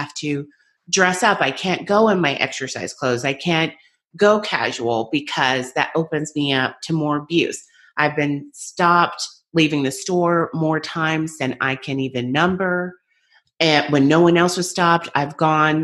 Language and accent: English; United States; I'm American